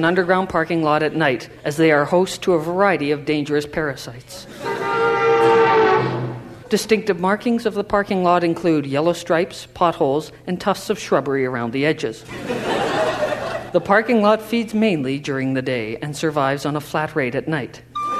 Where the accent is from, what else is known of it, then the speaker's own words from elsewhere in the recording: Bala, Ontario, Canada; Yeah, I'm headed home to Bala. I'm from Bala originally.